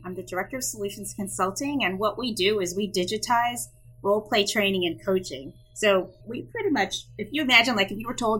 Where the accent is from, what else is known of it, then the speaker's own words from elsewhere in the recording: New Jersey, United States; born there; also born or lived in Iceland; I was born in New Jersey, but I've actually lived everywhere because I'm a Navy brat. So because of that, I've lived all over the U.S. and even in Iceland.